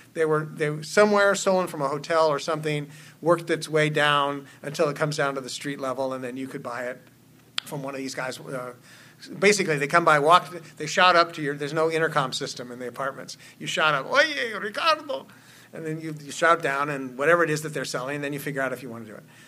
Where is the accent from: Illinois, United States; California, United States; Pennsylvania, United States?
California, United States; Oakland; my hometown of Oakland